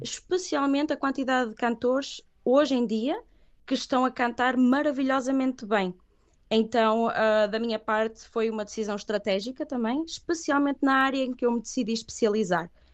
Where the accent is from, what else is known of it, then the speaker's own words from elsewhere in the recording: Viana do Castelo, Portugal; first language Catalan; moved away as an adult; also born or lived in Catalonia, Spain / Aveiro, Portugal / Leipzig, Germany; now in Stuttgart, Germany; sou de Viana do Castelo